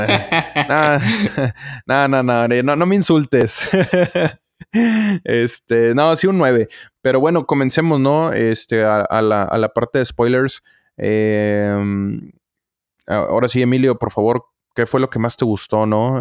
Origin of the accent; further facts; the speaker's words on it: Mexico; nosotros como mexicanos